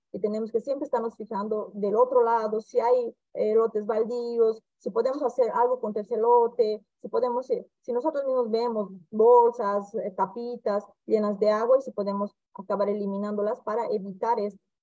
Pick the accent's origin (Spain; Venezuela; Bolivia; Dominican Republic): Bolivia; now in Campo Grande, Brazil; soy médica boliviana, ejerzo mi especialidad como infectóloga aquí en el Brasil, en el estado de Mato Grosso do Sul, en la ciudad de Campo Grande